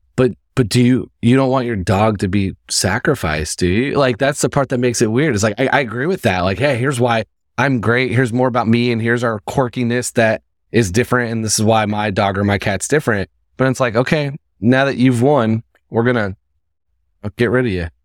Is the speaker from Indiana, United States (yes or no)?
yes; Indiana, United States; moved away; I'm from Indiana.